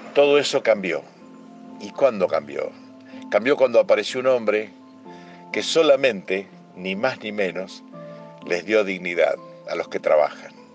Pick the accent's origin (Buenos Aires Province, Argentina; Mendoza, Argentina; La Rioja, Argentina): Buenos Aires Province, Argentina; Moreno; now in Villa Gesell, Argentina; soy morenense de nacimiento y geselino por adopción